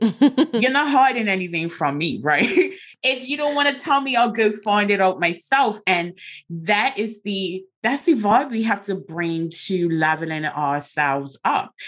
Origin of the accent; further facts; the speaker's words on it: Bermuda; I'm from Bermuda